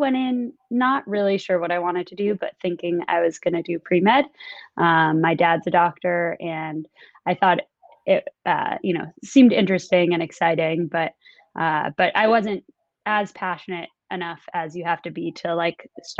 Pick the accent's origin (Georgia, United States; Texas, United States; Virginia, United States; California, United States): California, United States; Los Angeles; also born or lived in New York; now in Los Angeles, United States; I'm in Los Angeles right now. Was in New York pre-COVID, but been here with my family for a little while.